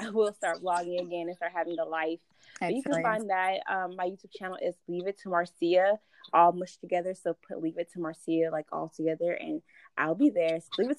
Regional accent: Atlanta, Georgia, United States; I am from Atlanta, Georgia. I'm 25 years old.

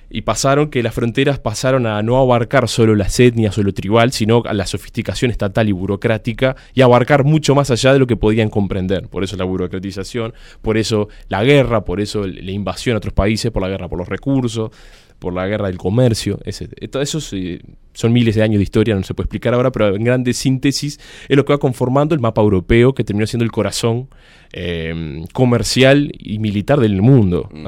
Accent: Uruguay

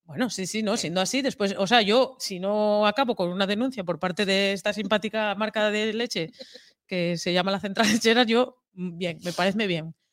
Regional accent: eastern Asturias, Spain; como hostelera que fui del oriente de Asturias

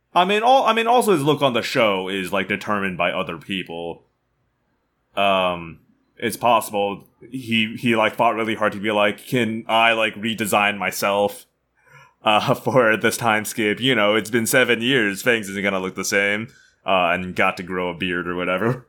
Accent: United States; we're from the Midwest slash the South

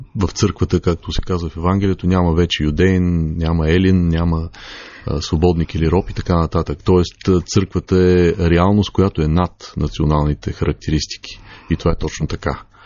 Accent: Bulgaria; нашата история като българи

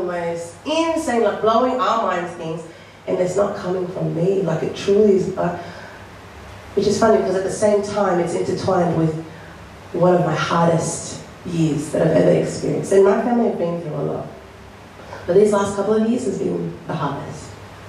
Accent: Australia; So I'm so grateful. I love being an Aussie.

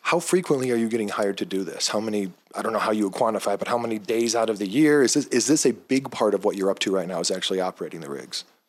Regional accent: Cincinnati, Ohio, United States; my hometown

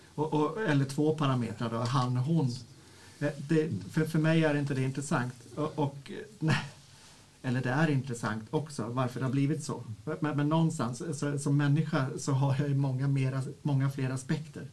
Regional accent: Örebro, Örebro County, Sweden; Jag kommer från Örebro, eller ja, strax utanför Örebro, där jag är eh, föreståndare för en verksamhet som heter Stiftelsen Sanna

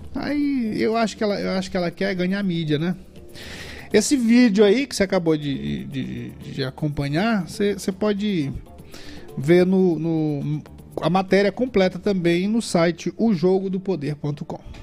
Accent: São José de Ribamar, Maranhão, Brazil; Eu sou aqui da região do, do, do Miritiwa

